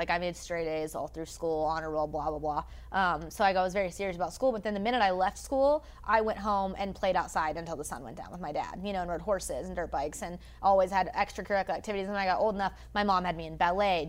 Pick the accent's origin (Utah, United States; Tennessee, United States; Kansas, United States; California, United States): Tennessee, United States; Franklin; I grew up in Franklin, Tennessee.